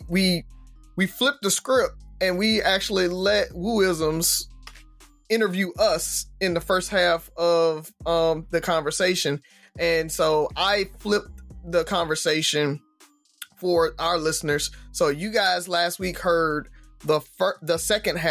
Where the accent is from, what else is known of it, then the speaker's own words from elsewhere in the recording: the South, United States; growing up in the South